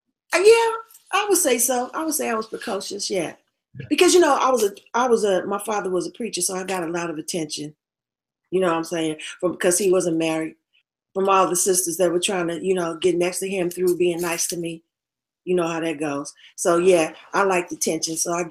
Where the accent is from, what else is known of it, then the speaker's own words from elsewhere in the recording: Tyler, Texas, United States; born there; Well, I was born in Texas, a little town called Tyler, Texas, East Texas